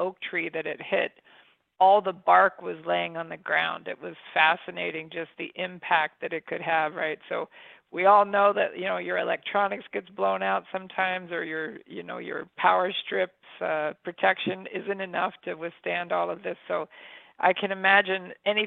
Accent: United States; also born or lived in Florida; I'm from Amish country

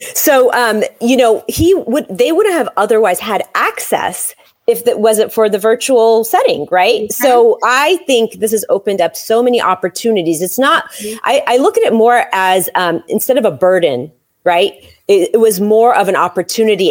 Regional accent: San Francisco, California, United States; moved away; I was born in San Francisco

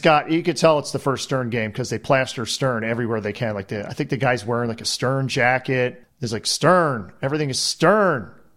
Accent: United States; being the American here

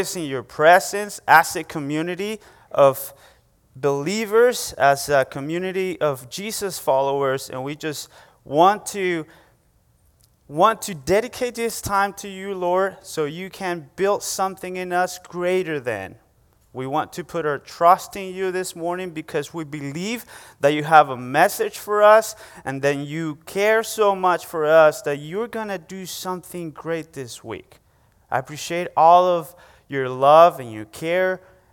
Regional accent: Venezuela; English is a second language; now in United States; excuse my accent. It's a great joy for me to say, hey, I was born and raised in Venezuela, and God brought me here to the States

